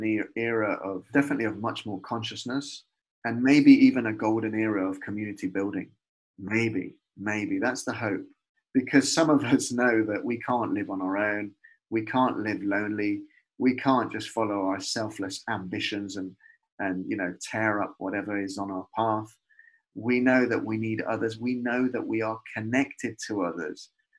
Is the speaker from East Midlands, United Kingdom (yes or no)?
yes; Leicester, East Midlands, United Kingdom; When I was growing up in Leicester, just off Victoria Park, you know Victoria Park?